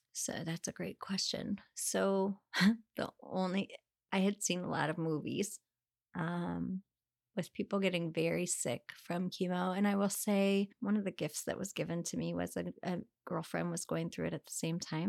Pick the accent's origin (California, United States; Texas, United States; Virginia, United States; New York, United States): Virginia, United States; Northern; moved away as an adult; also born or lived in Rolla, Missouri / Chicago / Connecticut; now in Wilmington, United States; then we moved to Northern Virginia. Um, and I pretty much grew up there all the way through